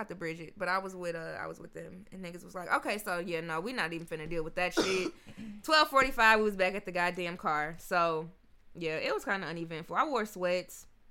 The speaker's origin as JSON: {"language": "English", "town": "Memphis", "region": "Tennessee", "country": "United States", "lives_now": "Nashville, United States", "said": "I'm from Memphis."}